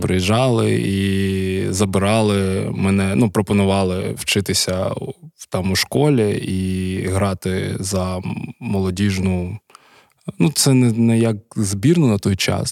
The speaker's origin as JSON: {"language": "Ukrainian", "town": "Kharkiv", "region": "Kharkiv Oblast", "country": "Ukraine", "tie": "born or raised there", "said": "я народився у місті Харкові."}